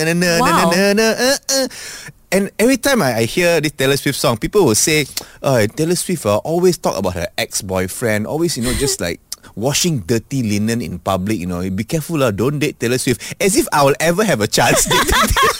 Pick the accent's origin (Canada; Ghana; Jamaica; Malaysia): Malaysia; At least we are Malaysian.